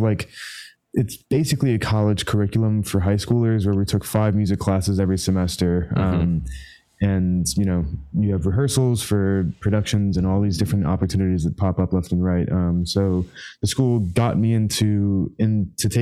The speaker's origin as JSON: {"language": "English", "town": "Chicago", "region": "Illinois", "country": "United States", "tie": "born or raised there", "said": "I grew up in Chicago"}